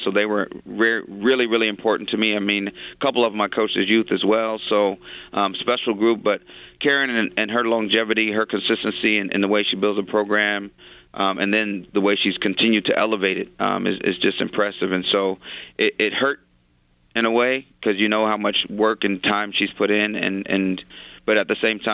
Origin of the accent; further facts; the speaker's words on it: Alabama, United States; especially being an African-American and growing up in Alabama